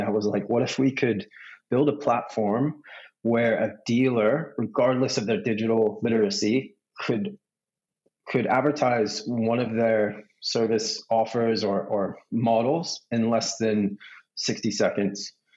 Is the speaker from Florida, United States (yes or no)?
no; Los Angeles, California, United States; moved away as an adult; also born or lived in San Diego; now in Australia; I'm from Southern California. My family's well, six generations from Los Angeles. So I grew up there